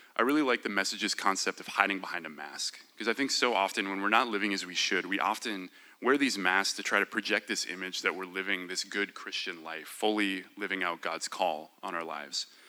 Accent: Minnesota, United States; I was born and raised in Minnesota

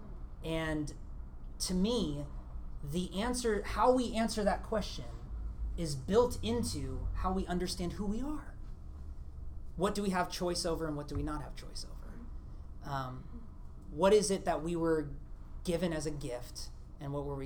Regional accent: Portland, Oregon, United States; I'm from Portland

